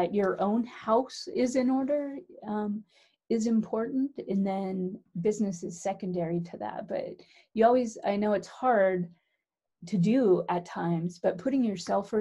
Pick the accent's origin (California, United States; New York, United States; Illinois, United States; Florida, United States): California, United States; San Francisco; I'm from the Bay Area, San Francisco